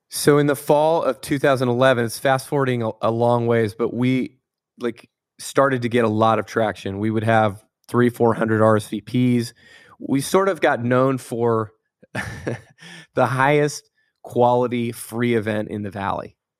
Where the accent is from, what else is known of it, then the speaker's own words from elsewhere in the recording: Tampa, Florida, United States; now in Palo Alto, United States; I grew up in Tampa, Florida